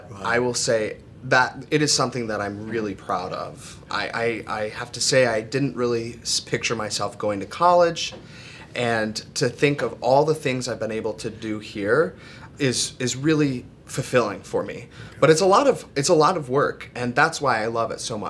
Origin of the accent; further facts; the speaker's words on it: Mattawan, Michigan, United States; I grew up in Mattawan, Michigan. It's about 20 minutes outside of Kalamazoo on a 30-acre vineyard